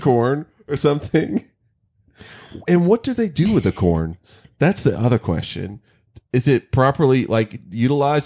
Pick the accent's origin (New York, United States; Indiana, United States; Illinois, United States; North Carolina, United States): North Carolina, United States; near where I grew up in North Carolina